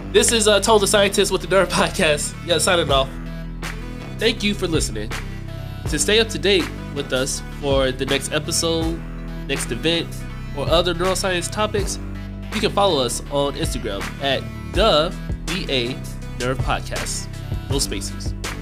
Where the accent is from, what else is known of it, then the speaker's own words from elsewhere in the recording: North Carolina, United States; I'm from North Carolina